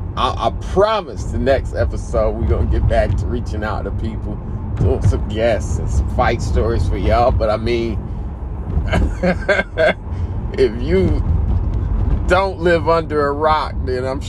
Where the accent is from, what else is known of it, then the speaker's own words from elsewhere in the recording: Indianapolis, Indiana, United States; being from Indianapolis